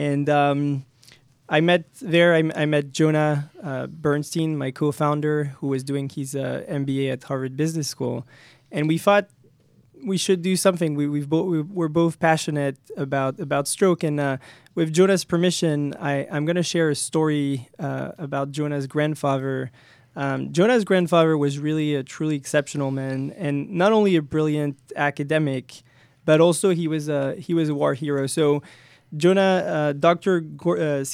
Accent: France; moved away as an adult; also born or lived in Paris, France; now in United States; I came from France

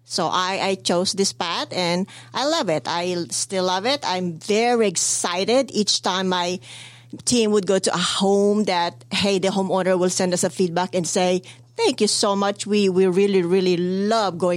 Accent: Philippines; I came from the Philippines and not really in the background where where uh, we have a maid or uh, over there when you're rich you have maids, you know, in uh, in house maids.

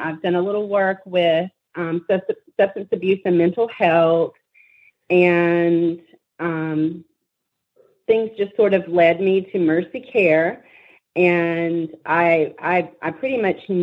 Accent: Rome, Georgia, United States; I was born and raised in Rome

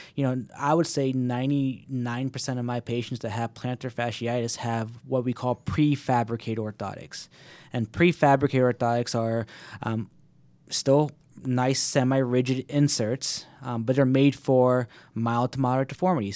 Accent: Alpharetta, Georgia, United States; moved away as an adult; also born or lived in Miami / Washington, D.C. area; moved right back to my hometown of Alpharetta

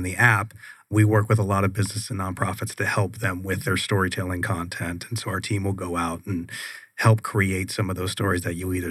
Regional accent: San Jose, California, United States; also born or lived in Pittsburgh, Pennsylvania; Originally from Pittsburgh, Pennsylvania. I grew up in San Jose, California. That's where I went to high school.

